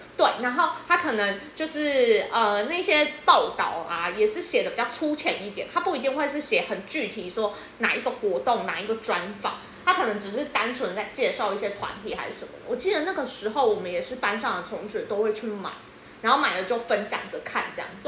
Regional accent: Yunlin County, Taiwan; 我其实住比较乡下，就是我是云林的…

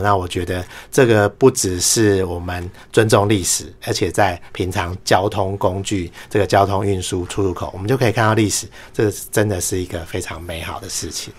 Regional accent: Taiwan; 我们台湾人

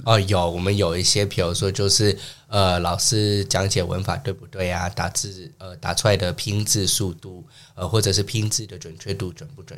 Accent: San Francisco, California, United States; moved away as an adult; now in Taiwan; 我是从小在美国出生长大的，我的家乡是美国家州，旧金山。然后大学毕业以后大概十年前就搬来台湾，然后目前是从事线上的英语教学这方面

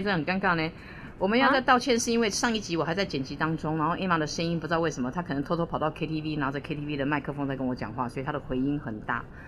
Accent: Taipei, Taiwan; 你知道四十几年前，那时候台北也不是像现在这么多大马路，这么多光线，所以我们很多地方可以去探险

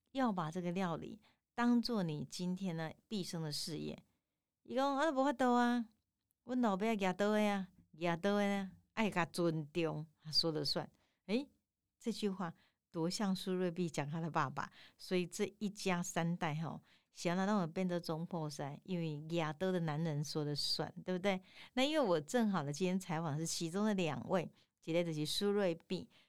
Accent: Tainan, Taiwan; 我们台南人

